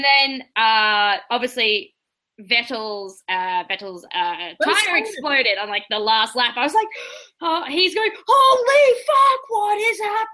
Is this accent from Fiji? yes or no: no; Australia; moved away as an adult; now in Canada; the last 25 years living in Australia